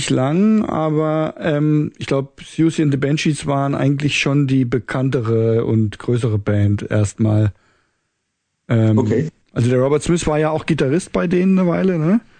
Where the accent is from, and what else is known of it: Kassel, Hesse, Germany; born or raised there